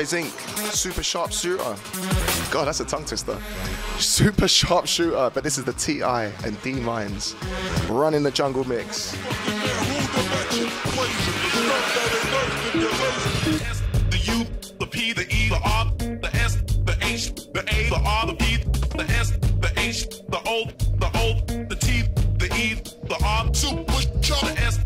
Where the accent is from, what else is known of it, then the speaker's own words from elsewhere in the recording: Horsham, South East England, United Kingdom; the town that I grew up in Horsham Town